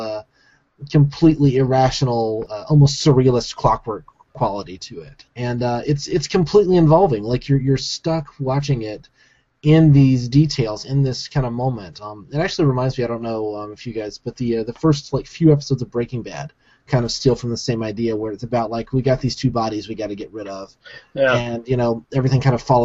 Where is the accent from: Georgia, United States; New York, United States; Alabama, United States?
Alabama, United States; I grew up in Alabama.